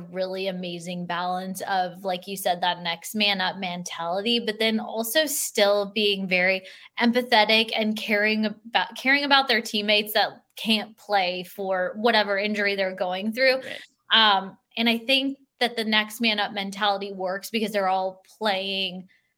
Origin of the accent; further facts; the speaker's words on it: California, United States; also born or lived in Green Bay / Colorado / San Diego / Sacramento; I'm a California native. I don't want to leave my home state ever again